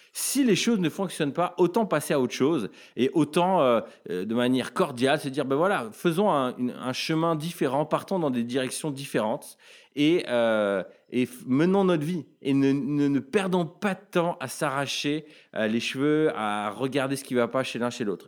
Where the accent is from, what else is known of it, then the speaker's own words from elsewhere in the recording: France; en tant que Français